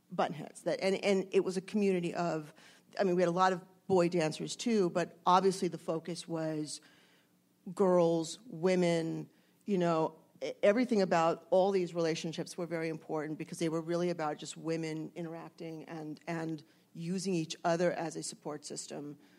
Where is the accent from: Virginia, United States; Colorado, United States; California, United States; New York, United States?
California, United States; Los Angeles; I grew up in the San Fernando Valley